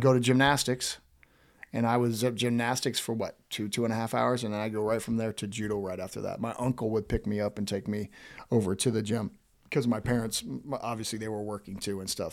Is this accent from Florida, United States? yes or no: yes; Woodville, Florida, United States; moved away; I grew up in a small town called Woodville that's fif-, not even fifteen minutes south of Tallahassee.